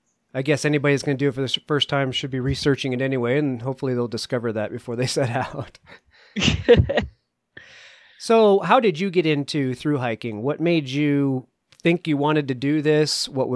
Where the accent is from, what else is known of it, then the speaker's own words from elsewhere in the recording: East Coast, United States; Grew up on the East Coast